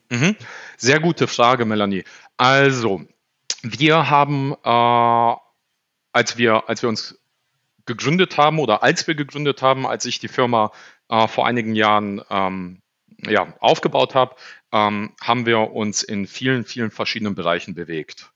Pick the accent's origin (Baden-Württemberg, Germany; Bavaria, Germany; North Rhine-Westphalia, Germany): North Rhine-Westphalia, Germany; Düsseldorf; also born or lived in Poland; ich habe die ersten sechs Jahre meines Lebens ähm, im Container gelebt, hier in Düsseldorf-Garrat, mit meinen Eltern zusammen